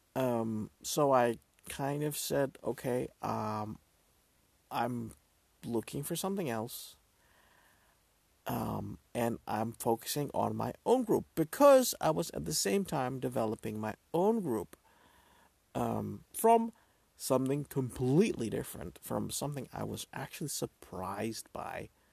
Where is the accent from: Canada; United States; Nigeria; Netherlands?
Netherlands; I'm from the Netherlands, so we celebrate the second day of Christmas